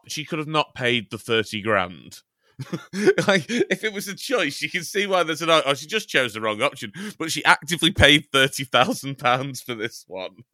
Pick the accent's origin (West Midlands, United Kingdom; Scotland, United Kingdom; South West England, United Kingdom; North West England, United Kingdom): North West England, United Kingdom; Chester; I'm from Chester